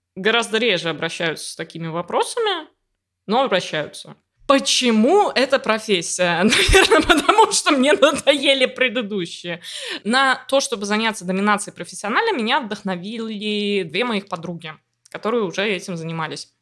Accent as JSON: {"language": "Russian", "town": "Riga", "country": "Latvia", "tie": "born or raised there", "said": "я из Риги, я родилась и выросла здесь"}